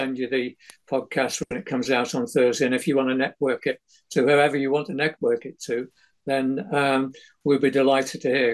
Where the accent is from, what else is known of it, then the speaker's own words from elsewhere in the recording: Manchester, North West England, United Kingdom; also born or lived in Ashton-under-Lyne / Openshaw / Marple Bridge; I was born in Ashton-under-Lyne, but that was where the hospital was. But I lived in Openshaw for the first 9 years of my life. And then we moved out to South Manchester, a place called Marple Bridge